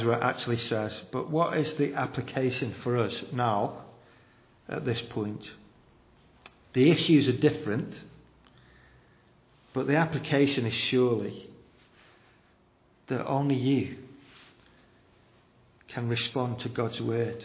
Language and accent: English; United Kingdom; we're just very reserved as British people